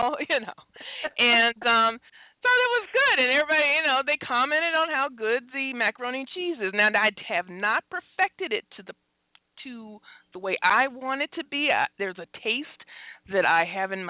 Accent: Detroit, Michigan, United States; I'm from Detroit

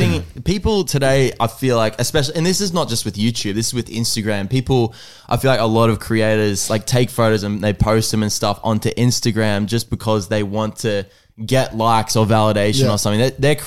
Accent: United States; I'm American.

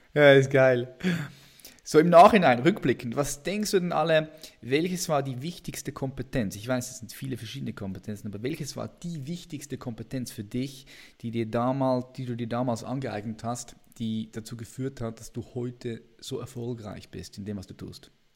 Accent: Switzerland; accent: Swiss; wir sind beide Schweizer. Nur okay. du kannst viel besser Hochdeutsch sprechen als ich. Bei mir hört man das ja noch ständig.

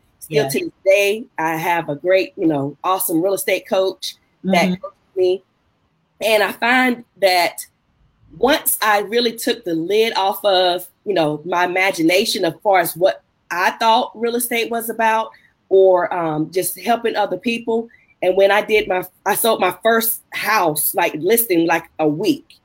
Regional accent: Raleigh, North Carolina, United States; my hometown in Raleigh

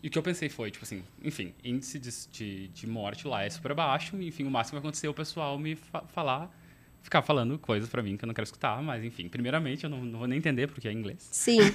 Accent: Porto Alegre area, Rio Grande do Sul, Brazil; moved away as an adult; also born or lived in Ireland / France; now in Australia; Eu sou de Porto Alegre, mas eu cresci numa cidade vizinha

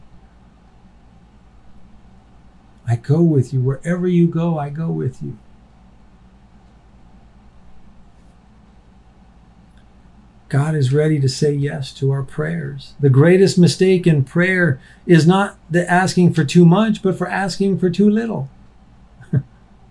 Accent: United States; as an American

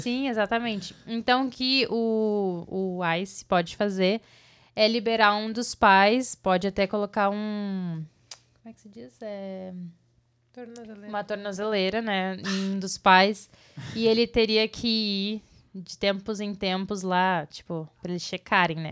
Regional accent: Brazil; moved away as an adult; nós crescemos no Brasil com, com mais coisas naturais em volta, sabe? Tipo, a gente morava num sítio

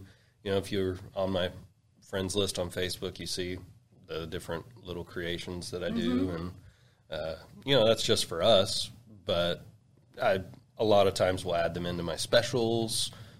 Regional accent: Guthrie, Oklahoma, United States; of course, and, you know, I'm from Guthrie.

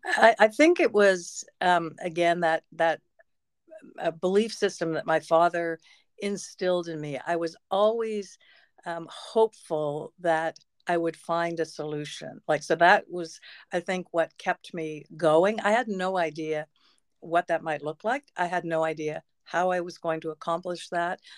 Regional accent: Peterborough, Ontario, Canada; also born or lived in Toronto; I was born in Toronto, which is a large city, but I grew up in Peterborough

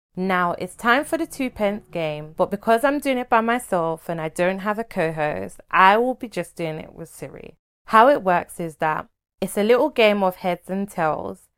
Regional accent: Nigeria; I'm a Nigerian, Igbo to be precise.

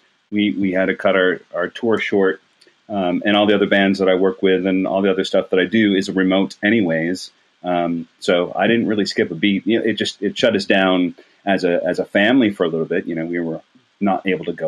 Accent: Rochester, New York, United States; moved away as an adult; also born or lived in Athens, Georgia / Atlanta, Georgia; I grew up in Rochester, New York. I still consider that my hometown

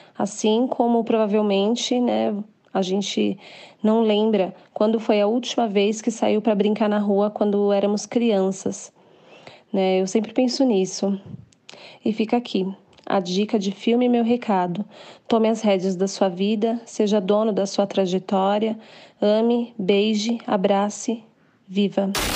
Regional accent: São Paulo, Brazil; sou de São Paulo capital

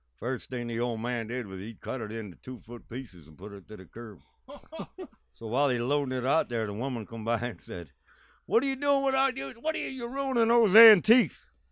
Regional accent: Buffalo, New York, United States; Where are you from? I said, Buffalo

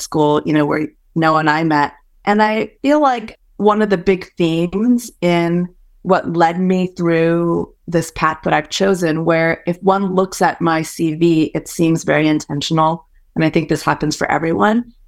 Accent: San Francisco Bay Area, California, United States; first language Hokkien; English is a second language; also born or lived in Malaysia; I moved to the States when I was four and grew up for the most part in the San Francisco Bay Area

